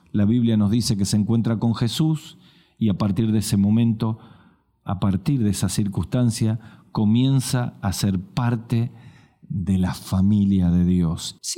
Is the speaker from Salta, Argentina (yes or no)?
yes; Salta, Argentina; en mi país que se llama el Chaco Salteño